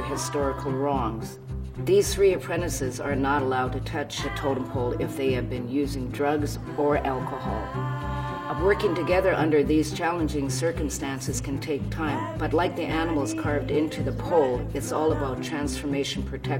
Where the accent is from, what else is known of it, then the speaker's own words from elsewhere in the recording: Haida and Coast Salish Nation, west coast of BC, British Columbia, Canada; I'm from the Haida and Coast Salish Nation on the west coast of BC.